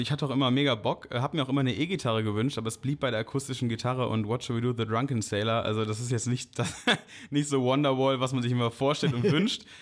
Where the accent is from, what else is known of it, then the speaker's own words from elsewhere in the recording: Bonn, North Rhine-Westphalia, Germany; äh, inzwischen 25 Jahre alt, äh, gebürtiger Bonner und ja, Posaunist von …